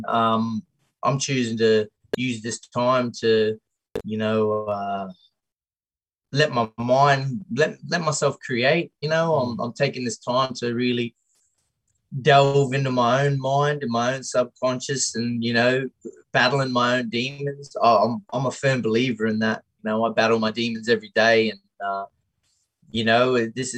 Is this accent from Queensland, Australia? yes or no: yes; Tully, Queensland, Australia; Growing up in Tully, small town